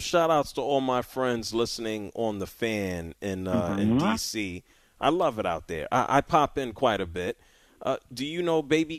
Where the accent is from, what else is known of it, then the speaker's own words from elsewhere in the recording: Philadelphia, Pennsylvania, United States; I was born in Philadelphia